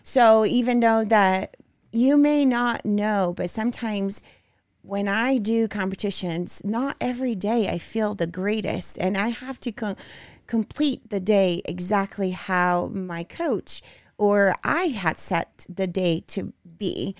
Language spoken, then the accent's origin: English; Brazil; English is a second language; moved away; I grew up in Brazil